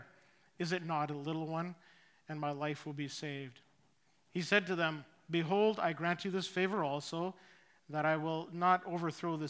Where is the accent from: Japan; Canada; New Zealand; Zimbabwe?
Canada; Saskatchewan; moved away as an adult; also born or lived in Richmond; now in Chilliwack, Canada; we moved from Saskatchewan, where my wife and I were both born, we ended up in Richmond